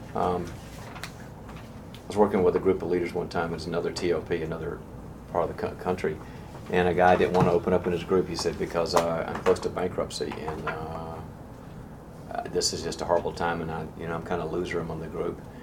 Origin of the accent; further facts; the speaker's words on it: the South, United States; I'm from the South